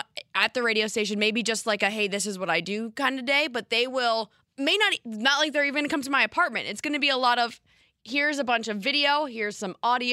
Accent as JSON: {"language": "English", "region": "New York", "country": "United States", "said": "However, I'm from Westchester and go to school in Binghamton, so I'd only be available once the semester ends in May."}